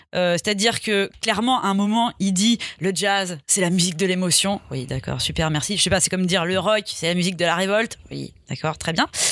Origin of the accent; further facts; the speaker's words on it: Lyon, Auvergne-Rhône-Alpes, France; je suis une enfant de la ville, j'ai grandi euh, à Lyon.